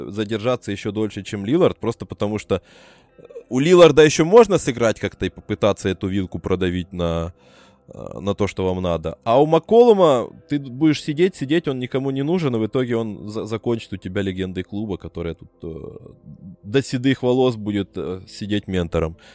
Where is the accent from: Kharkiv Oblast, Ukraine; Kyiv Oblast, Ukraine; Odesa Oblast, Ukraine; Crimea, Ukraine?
Kyiv Oblast, Ukraine; Brovary; я обычный броварчанин, украинец.